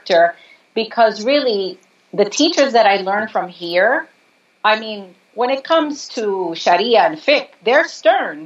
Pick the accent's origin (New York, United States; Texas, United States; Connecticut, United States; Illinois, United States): New York, United States; My parents are from Puerto Rico. I'm born and raised in New York